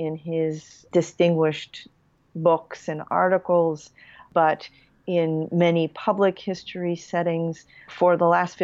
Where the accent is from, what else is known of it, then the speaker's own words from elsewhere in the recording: New York City, New York, United States; also born or lived in Long Island, New York; I was born in Central Harlem in the Riverton houses, and I went to school in suburban New York City on Long Island.